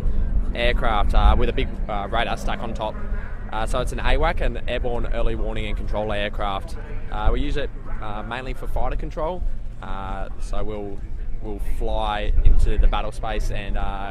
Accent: Newcastle, New South Wales, Australia; also born or lived in Richmond, New South Wales; we're from Newcastle, just north of Sydney, about 2 hours north of Sydney

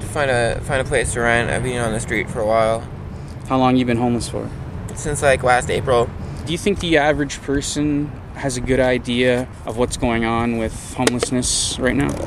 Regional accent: British Columbia, Canada; moved away as an adult; now in Hamilton, Canada; I'm originally from British Columbia, but I've lived in Hamilton for almost a decade.

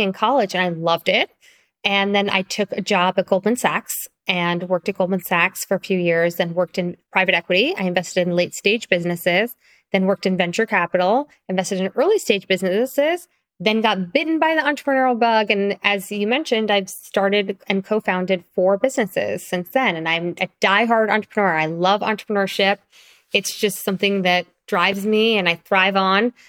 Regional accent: Long Island, New York, United States; also born or lived in Springfield, Illinois; I primarily grew up in Long Island, which is kind of suburbs of Manhattan

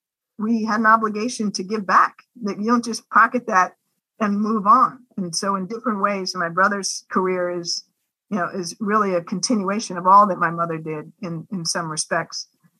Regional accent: Washington, District of Columbia, United States; So my brother and I are born in the mid-60s. And we grew up here in Washington, D.C.

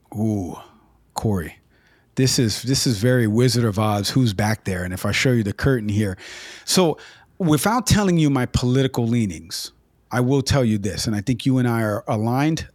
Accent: New York City, New York, United States; I grew up in the Bronx.

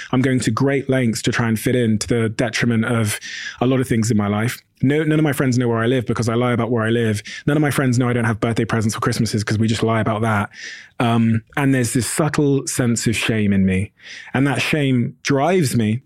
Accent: Plymouth, South West England, United Kingdom; also born or lived in Botswana; I moved to the U K from Botswana when I was a baby. Um, and we moved to an area called Plymouth in the southwest

